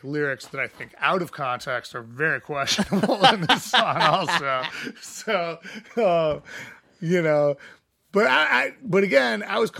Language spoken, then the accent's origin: English; Chicago, Illinois, United States; also born or lived in Missouri; I'm from Missouri. Yeah. Like, that's not far from where I grew up when I was real little, before I moved to Chicago. I moved here when I was 10, so... I mean, I basically grew up here, but, you know, like, I still feel like a ancestral home there.